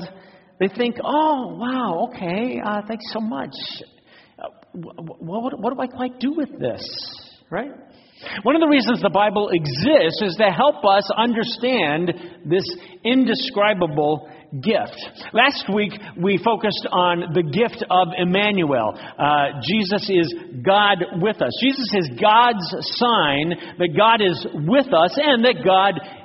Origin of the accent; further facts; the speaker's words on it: Phoenix, Arizona, United States; When I was a kid growing up in Phoenix